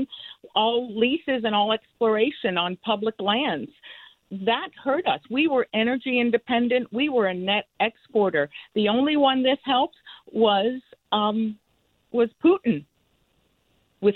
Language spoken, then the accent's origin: English; Cuba; first language Spanish; English is a second language; now in Connecticut, United States; I am Cuban. I escaped Cuba and Castro's communist revolution with my mother and sister.